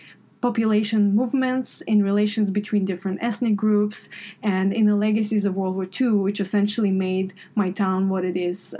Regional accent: Grodno, Grodno Region, Belarus; moved away; So I am originally from Belarus, Western Belarus, the town of Grodno.

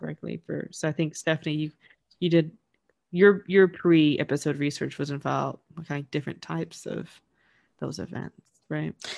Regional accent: United States; growing up in the States

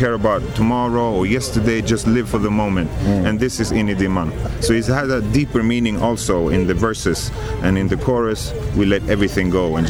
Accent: Sweden; And we're from Sweden.

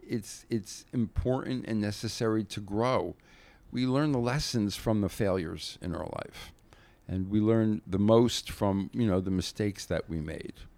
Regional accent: New Jersey, United States; I grew up in Jersey, about forty-five minutes from Manhattan

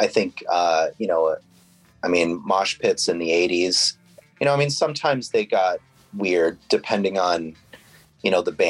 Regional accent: New England, United States; forever, because, you know, I grew up in New England.

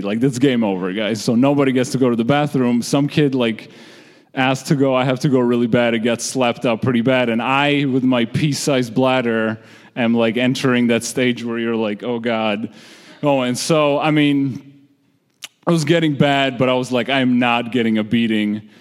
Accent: Georgia; moved away; I'm originally from the Republic of Georgia, which is a former Soviet state

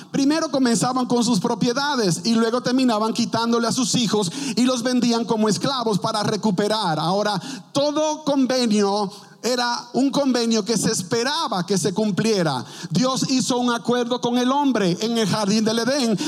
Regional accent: Dominican Republic; also born or lived in Fort Worth, Texas; now in Grand Prairie, United States; en mi país, República Dominicana

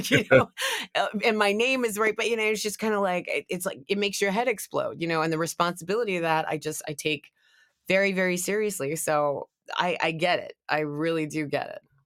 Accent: the South, United States; I'm from the South

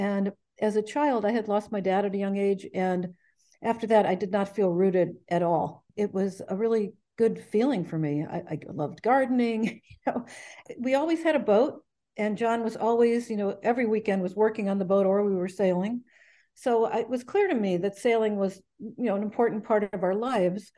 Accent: Ohio, United States; moved away as an adult; also born or lived in New York / Connecticut; I was from Ohio. I went to college in New York, and that's how I wound up on the East Coast in Connecticut

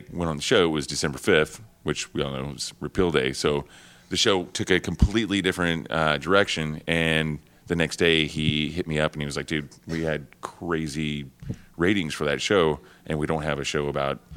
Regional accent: Oklahoma, United States; moved away as an adult; now in New York, United States; I'm originally from Oklahoma, and I was living in Oklahoma City before I moved to New York.

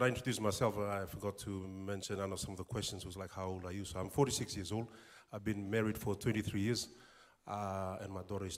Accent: Suva, Central Division, Fiji; moved away as an adult; also born or lived in Lau Province, Fiji / Christchurch, New Zealand; now in Whangarei, New Zealand; when we grew up in Suva, very basic lifestyle

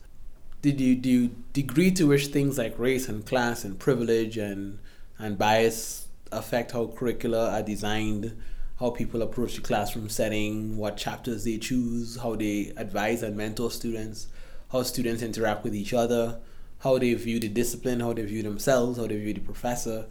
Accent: Trinidad & Tobago; moved away as an adult; now in United States; I was born in the Caribbean, I was born in Trinidad and Tobago, to be specific. But I've lived here now for 20 years, most of it for school

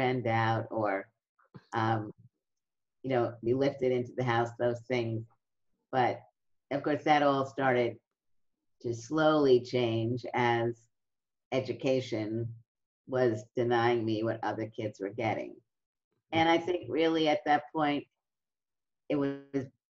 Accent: New York City, New York, United States; in my neighborhood, it was a middle-class neighborhood in Brooklyn

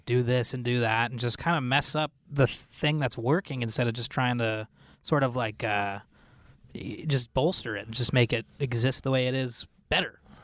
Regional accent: Ottawa, Ontario, Canada; I'm from Ottawa

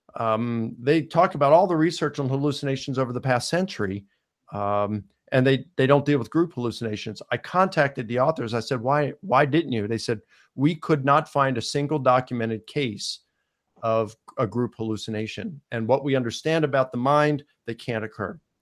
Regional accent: Baltimore, Maryland, United States; I was born in Baltimore, Maryland

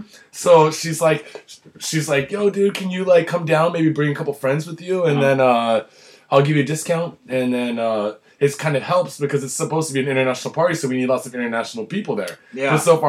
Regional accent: New York, United States; You from New York? I'm from New York.

